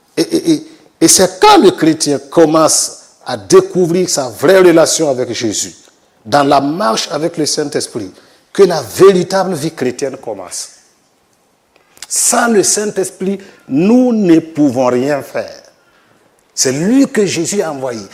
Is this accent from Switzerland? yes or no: no; Burkina Faso; je suis du Burkina Faso, pasteur euh, sur place là-bas depuis 2013